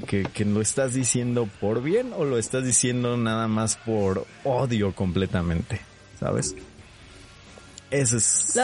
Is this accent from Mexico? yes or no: yes; Mexico